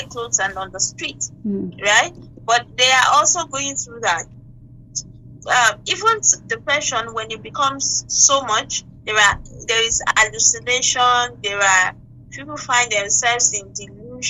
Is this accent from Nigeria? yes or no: yes; Nigeria; Being a Nigerian